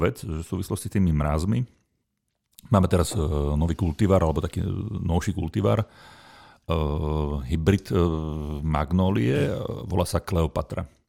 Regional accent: Nová Baňa, Banská Bystrica Region, Slovakia; som pôvodom z Novej Bane, mhm. malebného banského mestečka na strednom Slovensku

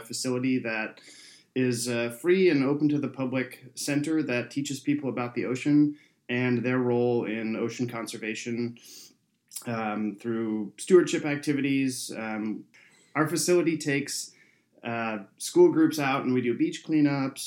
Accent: San Jose, California, United States; I grew up in San Jose, which is San Jose, California

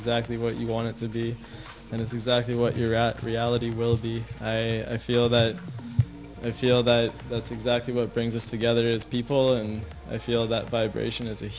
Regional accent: Halifax, Nova Scotia, Canada; moved away; also born or lived in Banff; where I'm from Nova Scotia. I'm from Halifax

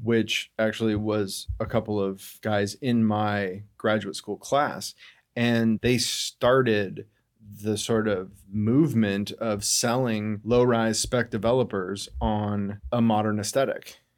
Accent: Denver, Colorado, United States; moved away as an adult; now in Seattle, United States; Denver, Colorado

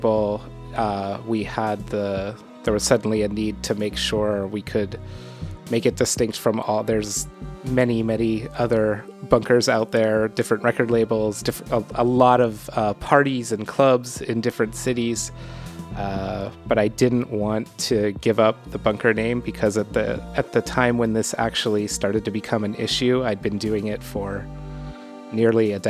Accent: Pittsburgh, Pennsylvania, United States; moved away as an adult; now in New York, United States; I'm from Pittsburgh, and I moved to New York in 1997

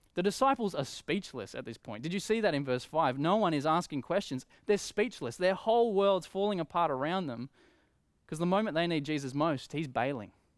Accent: Coffs Harbour, New South Wales, Australia; I grew up in Coffs Harbour

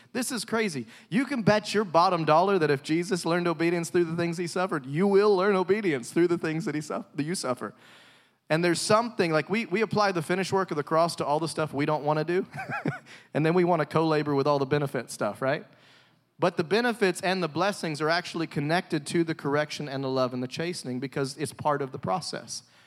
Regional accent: the South, United States; I'm from the South

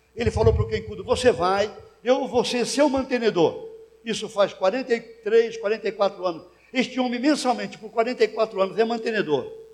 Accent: Santos, São Paulo, Brazil; eu fui pastorear uma igreja em Santos, minha cidade natal

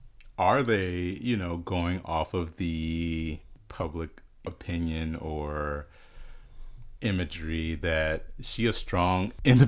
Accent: Omaha, Nebraska, United States; I was born in Omaha.

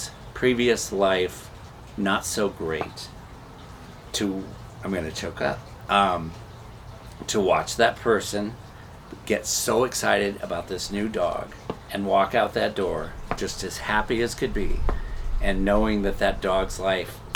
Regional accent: Nebraska, United States; moved away; I was raised in Nebraska

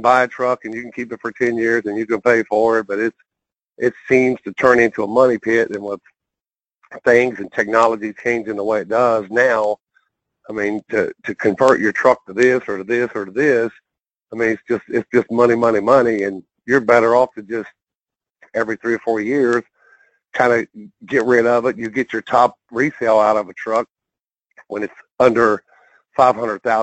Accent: West Virginia, United States; now in Arizona, United States; I grew up in West Virginia, born and raised there

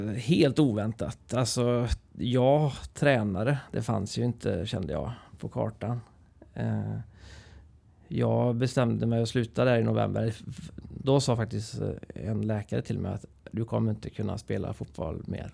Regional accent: Trollhättan, Västra Götaland, Sweden; also born or lived in Vänersborg; Så Trollhättan har jag ju växt upp i och levt hela mitt liv

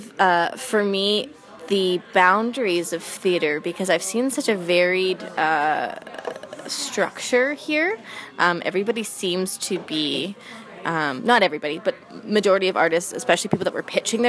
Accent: Vancouver, British Columbia, Canada; I am from Vancouver, BC.

